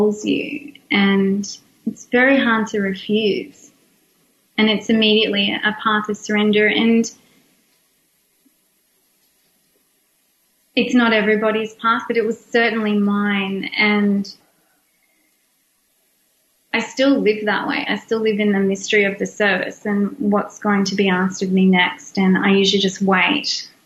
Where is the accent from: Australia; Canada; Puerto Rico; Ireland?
Australia; I'm also Australian